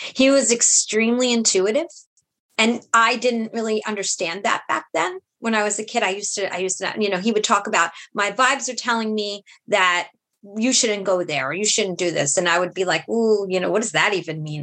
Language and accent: English; New York City, New York, United States; I was uh, born and raised in Brooklyn